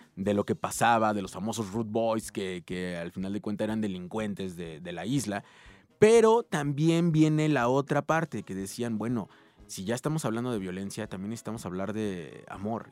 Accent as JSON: {"language": "Spanish", "town": "Ciudad Nezahualcóyotl", "region": "State of Mexico", "country": "Mexico", "said": "yo vengo de Ciudad Neza, que Ciudad Neza siempre se ha caracterizado por ser una ciudad contestataria"}